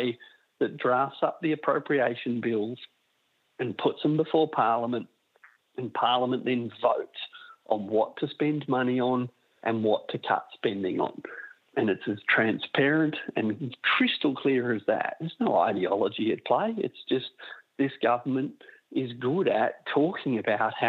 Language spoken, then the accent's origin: English; Australia